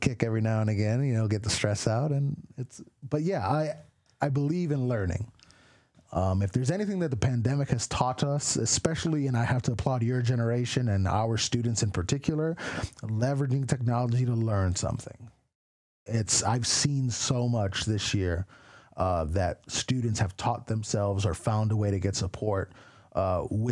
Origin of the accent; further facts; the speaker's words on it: Miami, Florida, United States; also born or lived in Queens, New York; now in Atlanta, United States; I was born in Queens, New York, right across the street from McDowell's from Coming to America, which was a Wendy's at the time. I don't think it's there anymore, but that's where I'm from. I was raised mostly and largely in Miami